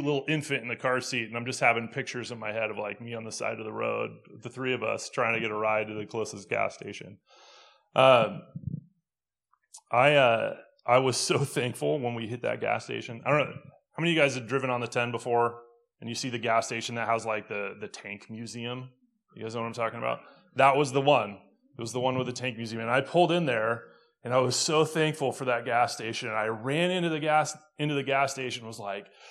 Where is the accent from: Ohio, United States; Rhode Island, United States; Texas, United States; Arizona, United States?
Arizona, United States; Phoenix; moved away; I'm from Phoenix originally